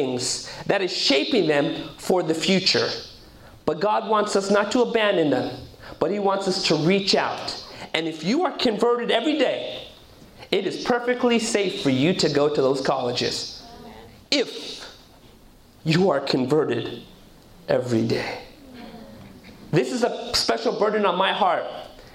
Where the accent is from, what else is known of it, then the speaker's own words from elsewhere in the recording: Southern California, United States; I was born and raised in Southern California. My parents come from Punjab, India